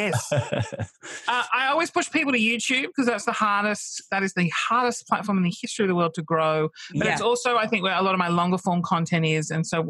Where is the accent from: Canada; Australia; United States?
Australia; I'm Australian.